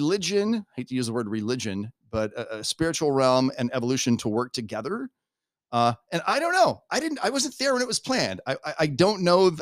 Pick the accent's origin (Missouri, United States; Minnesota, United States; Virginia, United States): Missouri, United States; Butler County; moved away; I'm from Butler County, Missouri, and I hand out bumper stickers for a living